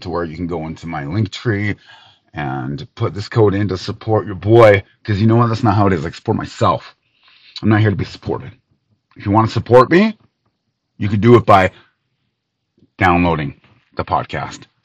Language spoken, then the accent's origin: English; United States; as an American